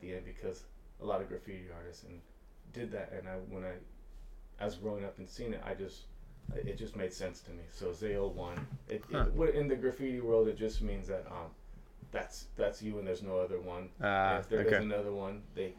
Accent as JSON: {"language": "English", "town": "Culver City", "region": "California", "country": "United States", "tie": "born or raised there", "also_born_or_lived": "Venice Beach", "said": "growing up in Culver City and Venice Beach, just seeing graffiti everywhere"}